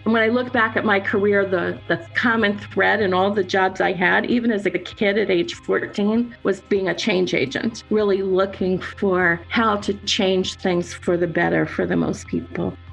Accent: North Carolina, United States; also born or lived in Pennsylvania / New Jersey; now in Pennsylvania and New Jersey, United States; Grew up in North Carolina and I've always lived on the east coast for the most part

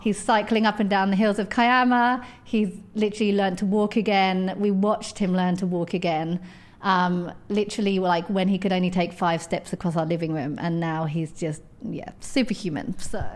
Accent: edge of London, United Kingdom; I grew up in, um, on the edge of London, as you can tell from my accent.

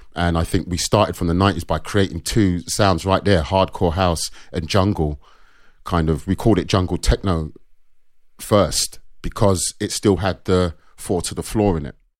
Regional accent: London, United Kingdom; I was born in North London, Caledonian Road

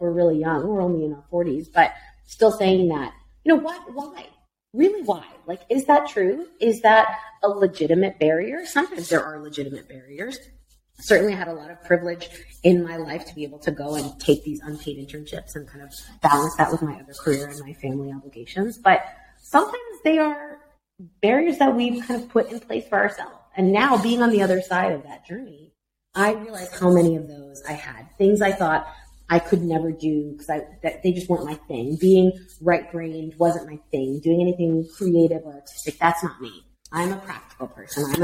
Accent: Miami, Florida, United States; moved away; also born or lived in United Kingdom; my hometown of Miami

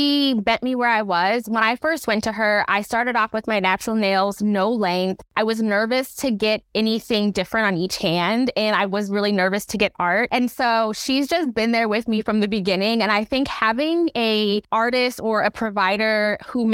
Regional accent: Chicago, Illinois, United States; moved away as an adult; now in Seattle, United States; I am from Chicago. Always got to rep that. I live in Seattle

